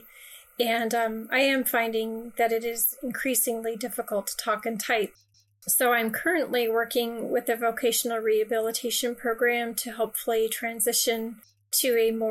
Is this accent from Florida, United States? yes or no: yes; Florida, United States; I'm from Florida